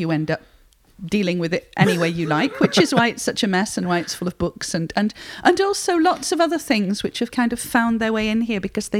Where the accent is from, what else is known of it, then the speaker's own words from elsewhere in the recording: Barnsley, Yorkshire and the Humber, United Kingdom; I was born in Barnsley, 12 miles away, and I've always lived in Yorkshire apart from being at university.